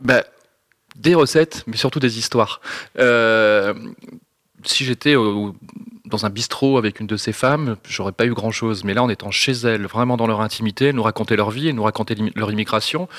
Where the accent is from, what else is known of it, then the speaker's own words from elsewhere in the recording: northern France, France; je viens du nord de la France